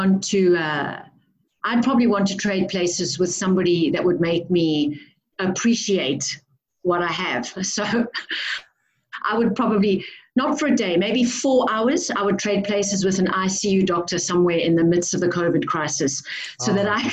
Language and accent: English; South Africa; now in Dubai, United Arab Emirates; I am South African